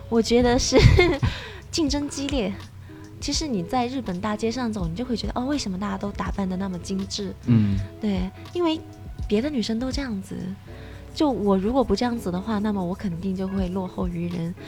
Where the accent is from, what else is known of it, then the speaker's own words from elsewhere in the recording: China; moved away as an adult; also born or lived in Japan; 我是中国人，我也有其他中国同事